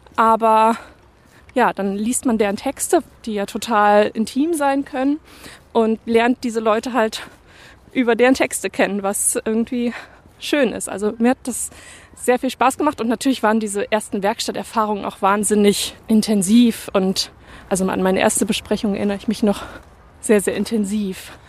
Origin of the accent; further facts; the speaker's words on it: Bremen, Germany; first language German; moved away as an adult; also born or lived in Leipzig / Cologne; Ich komme ja ursprünglich auch aus Bremen